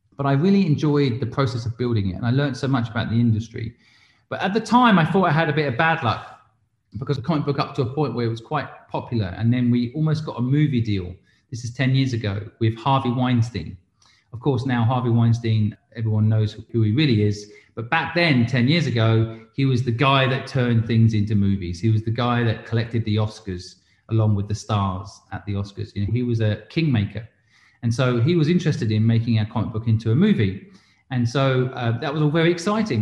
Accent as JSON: {"language": "English", "region": "England", "country": "United Kingdom", "tie": "born or raised there", "also_born_or_lived": "Hong Kong", "moved": "as an adult", "lives_now": "London, United Kingdom", "said": "I'm English, but I spent 20 years in England and then I moved to Hong Kong and was 20 years in Hong Kong."}